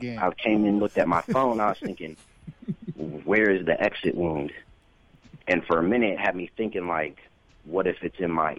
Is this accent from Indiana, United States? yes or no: yes; Fort Wayne, Indiana, United States; I'm actually from Fort Wayne, but I've lived in Indianapolis